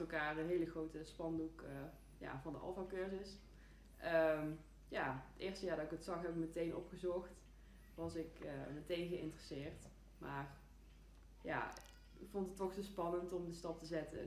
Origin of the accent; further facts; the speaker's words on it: Eindhoven, North Brabant, Netherlands; ik ben geboren en getogen in Eindhoven